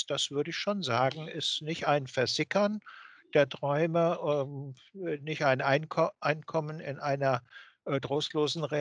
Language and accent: German; West Germany, Germany; wenn Sie mich als äh, äh Wessi äh, sich vorstellen